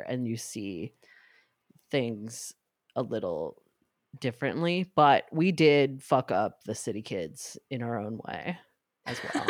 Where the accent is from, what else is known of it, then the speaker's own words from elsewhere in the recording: New York, United States; growing up in New York